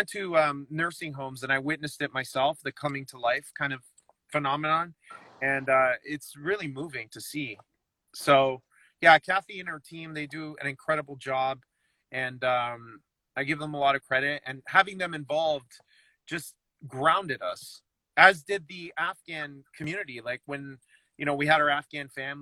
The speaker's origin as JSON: {"language": "English", "town": "Toronto", "region": "Ontario", "country": "Canada", "tie": "born or raised there", "said": "being Canadian or growing up in Toronto"}